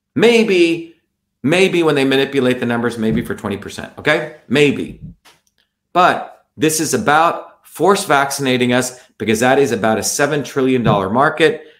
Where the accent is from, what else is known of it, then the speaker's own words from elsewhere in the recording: India; now in Massachusetts, United States; 40 years ago, I when I grew up in India